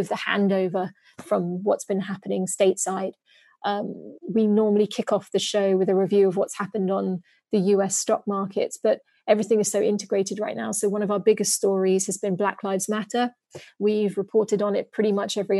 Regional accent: United Kingdom; moved away as an adult; also born or lived in London / New York; now in Singapore; as a British person who grew up in the UK, who's lived in the US

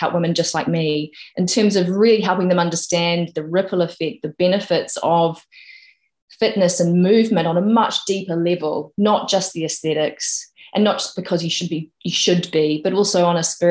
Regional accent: New Zealand; born or raised there; moved away as an adult; now in United Kingdom

